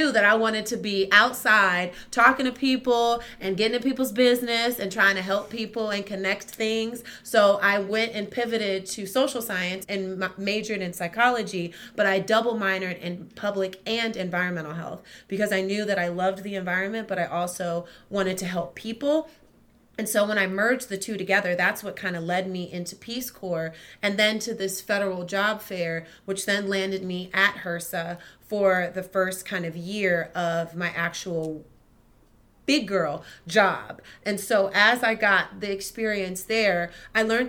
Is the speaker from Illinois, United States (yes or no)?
no; Maryland, United States; I moved back home because I'm originally from Maryland